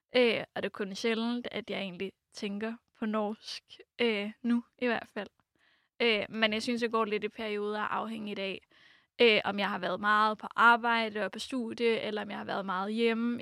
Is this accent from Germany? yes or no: no; Oslo, Norway; first language Norwegian; Danish is a second language; moved away as an adult; also born or lived in France; now in Denmark; jeg er fra Oslo